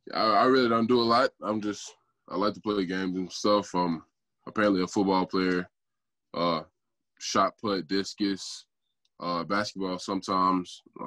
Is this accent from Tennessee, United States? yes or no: yes; Memphis, Tennessee, United States; I started off apparently growing up in South Memphis